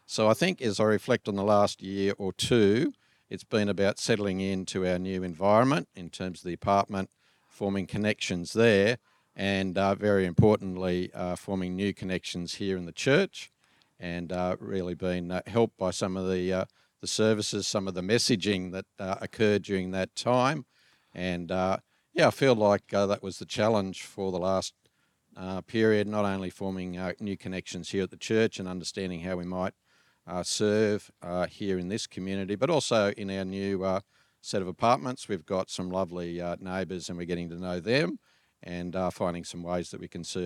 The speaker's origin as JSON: {"language": "English", "town": "Cowra", "region": "New South Wales", "country": "Australia", "tie": "born or raised there", "said": "I grew up in Cowra, which is out in central west of New South Wales."}